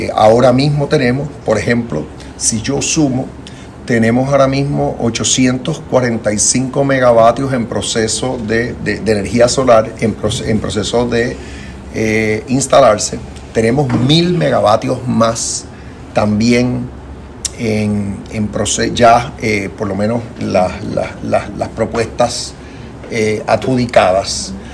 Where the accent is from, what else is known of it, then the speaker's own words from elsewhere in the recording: Puerto Rico; la ciudadanía americana de todos los puertorriqueños